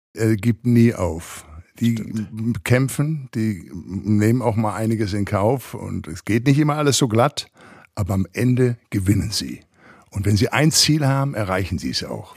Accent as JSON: {"language": "German", "town": "Recklinghausen", "region": "North Rhine-Westphalia", "country": "Germany", "tie": "born or raised there", "moved": "as an adult", "lives_now": "Los Angeles, United States", "said": "ich komme ja aus Recklinghausen, aus dem Ruhrgebiet"}